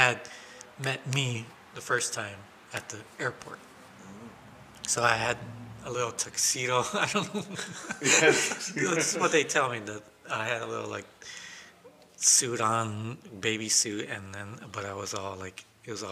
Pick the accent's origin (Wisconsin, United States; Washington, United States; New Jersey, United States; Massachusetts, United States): Wisconsin, United States; Kenosha; also born or lived in Guatemala; now in Racine, United States; We're in Kenosha. We grew up in Kenosha